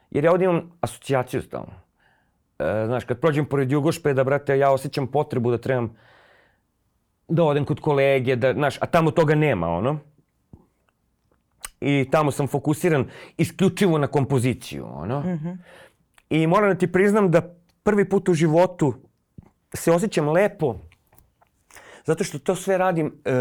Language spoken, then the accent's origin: Croatian; Belgrade, Serbia; nekako sam kao rođeni Beograđanin osjećao pripadnost, to je jedina pripadnost koju sam osjećao, gradu